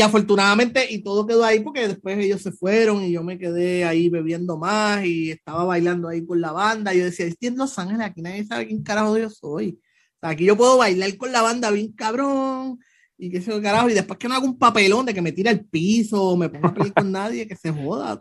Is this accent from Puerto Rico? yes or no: yes; Puerto Rico; me vieron la cara de boricua